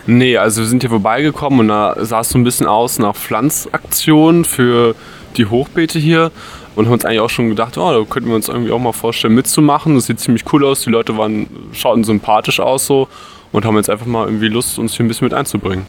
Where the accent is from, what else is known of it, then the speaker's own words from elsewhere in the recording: Magdeburg, Saxony-Anhalt, Germany; moved away as an adult; now in Witten, Germany; ich aus Sachsen-Anhalt, aus Magdeburg